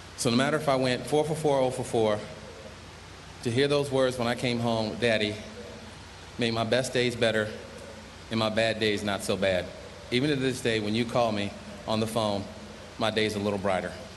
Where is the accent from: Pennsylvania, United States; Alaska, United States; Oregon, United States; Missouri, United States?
Pennsylvania, United States; in Pittsburgh in my home state